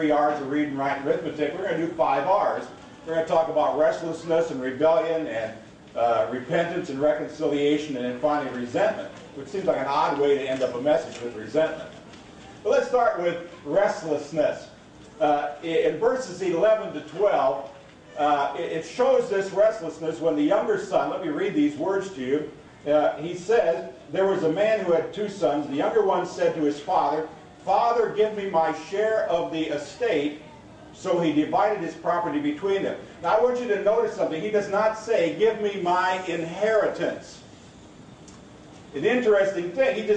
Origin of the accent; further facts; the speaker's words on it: Seward, Nebraska, United States; I was raised in Seward, Nebraska, and I went to St. John's Lutheran grade school